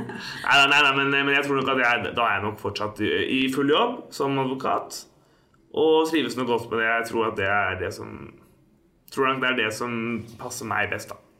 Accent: Oslo, Norway; Jeg er fra Oslo

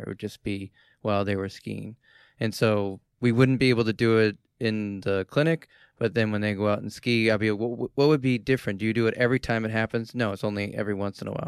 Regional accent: Boston, Massachusetts, United States; I'm from Boston

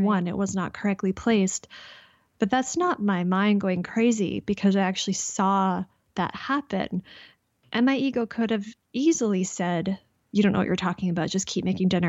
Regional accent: Canada; I'm Canadian.

